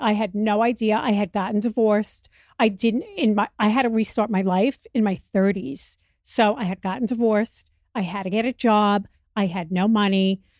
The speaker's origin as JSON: {"language": "English", "region": "New York", "country": "United States", "tie": "born or raised there", "said": "I was obsessed with my mother and my grandmother's fur coats. We grew up in New York."}